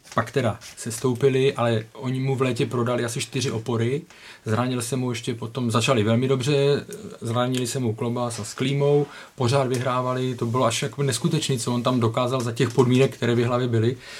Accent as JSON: {"language": "Czech", "town": "Ostrava", "region": "Moravian-Silesian Region", "country": "Czechia", "said": "já pocházím z Ostravy"}